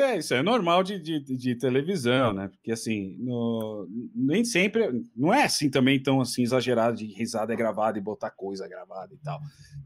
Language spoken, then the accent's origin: Portuguese; Ceará, Brazil; also born or lived in Fortaleza; now in São Paulo, Brazil; Eu sou cearense